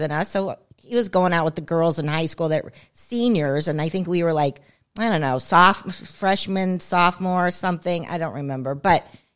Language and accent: English; California, United States; I grew up in California.